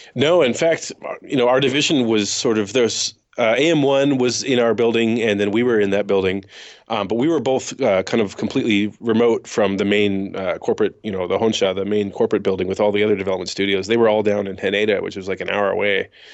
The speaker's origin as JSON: {"language": "English", "town": "Woodinville", "region": "Washington", "country": "United States", "tie": "born or raised there", "said": "I grew up in Woodenville, Washington, which is literally the next town over from Redmond"}